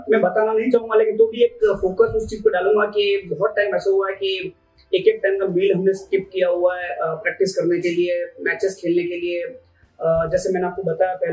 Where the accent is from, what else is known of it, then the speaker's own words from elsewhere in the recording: Banswara, Rajasthan, India; born there; मेरे great grand father Congress के एक लीडर थे बासवाड़ा में आ, उनके घर में मेरा पैदा हुआ हूँ नाइनटीन में